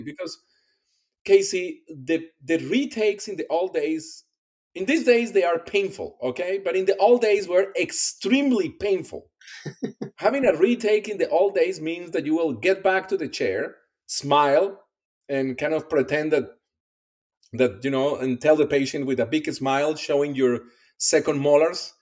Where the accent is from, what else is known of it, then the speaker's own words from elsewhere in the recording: Colombia; English is a second language; moved away as an adult; also born or lived in Iowa City, Iowa, United States / Pennsylvania, United States; now in Kentucky, United States; I'm originally from Colombia. My first step here in the US was the University of Iowa